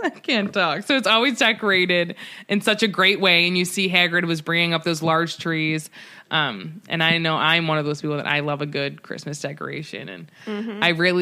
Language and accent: English; Cleveland, Ohio, United States; We're from Cleveland